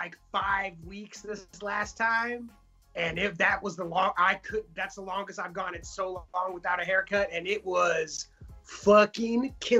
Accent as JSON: {"language": "English", "town": "Los Angeles", "region": "California", "country": "United States"}